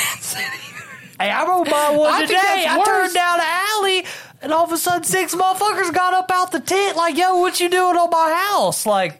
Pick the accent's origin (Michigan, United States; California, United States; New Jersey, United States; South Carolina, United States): South Carolina, United States; moved away; You don't need to go back to my home state.